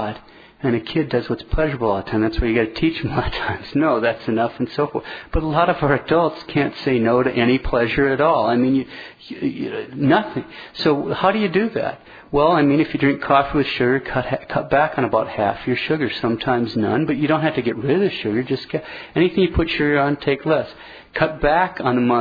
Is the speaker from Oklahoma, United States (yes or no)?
no; Montana, United States; I'm from Montana.